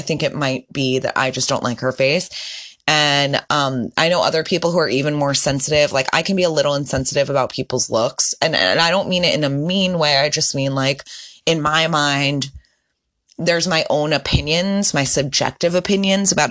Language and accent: English; Northeast, United States; I'm from the Northeast.